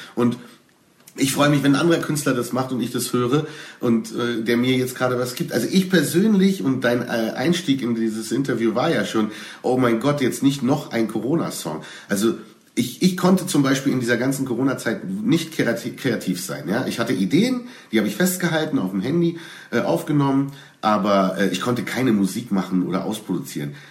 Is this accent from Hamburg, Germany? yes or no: no; Berlin, Germany; ich als Berliner